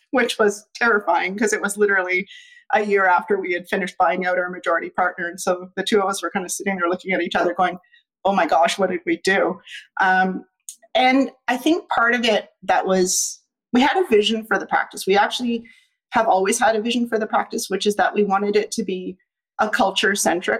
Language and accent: English; Ottawa, Ontario, Canada; Ottawa's my hometown. I was born here